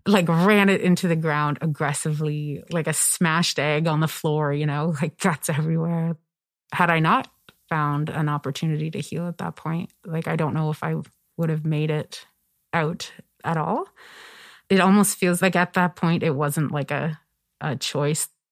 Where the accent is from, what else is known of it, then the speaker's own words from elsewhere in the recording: Kingston, Nova Scotia, Canada; moved away as an adult; also born or lived in Toronto; I'm from Kingston, Nova Scotia. It's where I grew up. It's a village in the Annapolis Valley